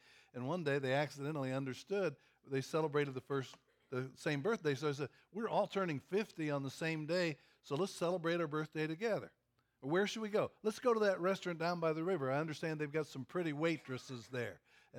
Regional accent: Kentucky, United States; Number one, I'm from Kentucky. And people think Kentucky is a backward state.

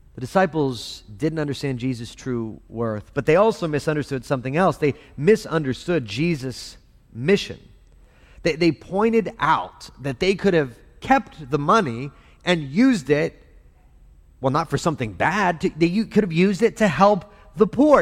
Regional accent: El Paso, Texas, United States; I grew up in El Paso

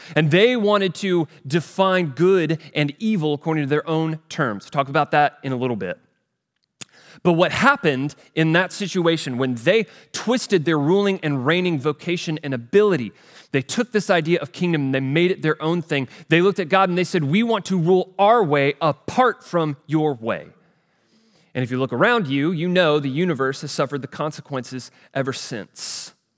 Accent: United States; I grew up here in the United States of America.

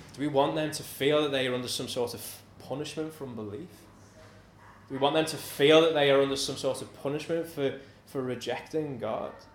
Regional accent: United Kingdom; we're British, we're conservative

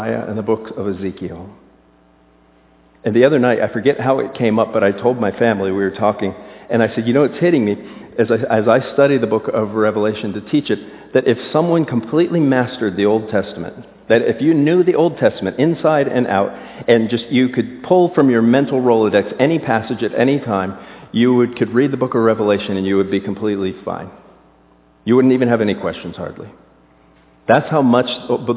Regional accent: South Florida, United States; moved away; I was raised in South Florida

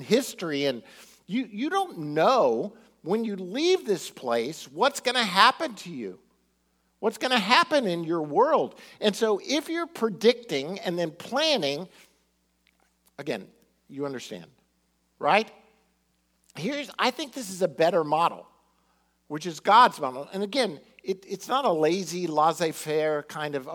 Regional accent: Miami, Florida, United States; growing up in Miami

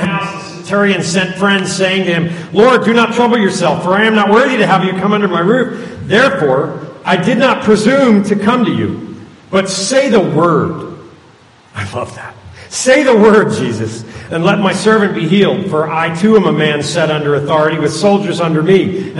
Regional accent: Wilmington, Delaware, United States; She's in a facility in up where I grew up in Wilmington, Delaware.

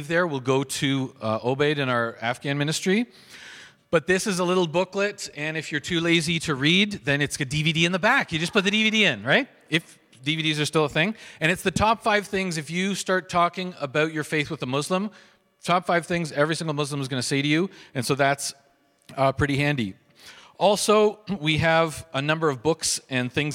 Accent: Markham, Ontario, Canada; I grew up in Markham, and actually, Graham's mom was my English teacher in high school.

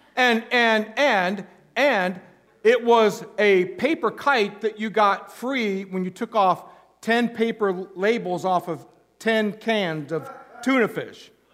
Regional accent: Goshen, Indiana, United States; now in Alaska, United States; when I was growing up in northern Indiana, my hometown, Goshen, Indiana

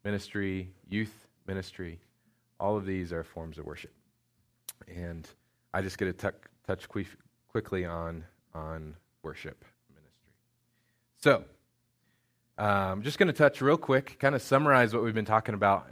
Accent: Indiana, United States; moved away; Indiana, which is where I'm from

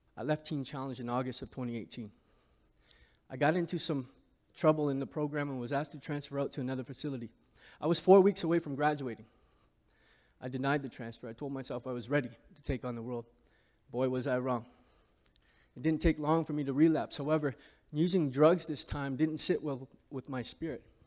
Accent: Hamilton, Ontario, Canada; I grew up in Hamilton, Ontario, surrounded by housing projects.

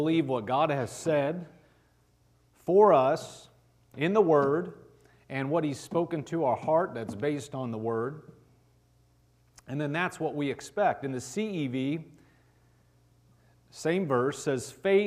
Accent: Nebraska, United States; I'm from Nebraska

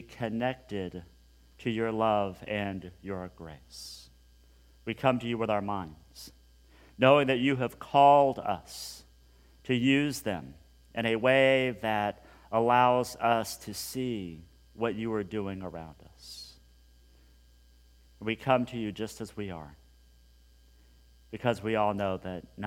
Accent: Hutchinson, Kansas, United States; growing up in Hutchinson, Kansas, a long, long time ago

